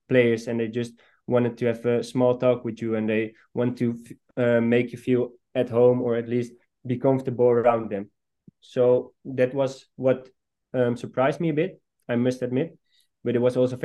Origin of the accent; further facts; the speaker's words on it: Almere, Flevoland, Netherlands; I was born in Almere, so I've seen the club grow when I was, for example, 12 or 13. Every Friday night, me and some friends of me were going to the stadium